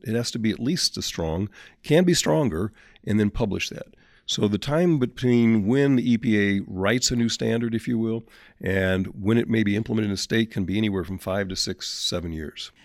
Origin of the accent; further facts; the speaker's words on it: St. Louis, Missouri, United States; Saint Louis, my hometown